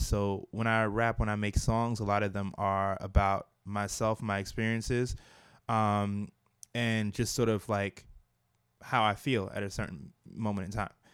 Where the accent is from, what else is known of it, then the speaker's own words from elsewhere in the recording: New York City, New York, United States; also born or lived in Brooklyn, New York; I was raised uh, in Staten Island, and I lived a good portion of my life in Staten Island